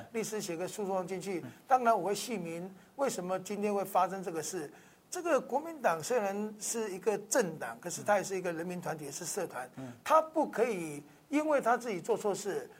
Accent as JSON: {"language": "Chinese", "country": "Taiwan", "said": "我们台湾人"}